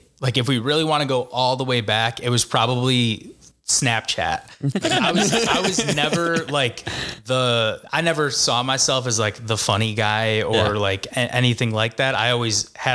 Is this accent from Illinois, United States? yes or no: yes; Park Ridge, Illinois, United States; accent: Chicago; I grew up in Park Ridge, so I went to Main South.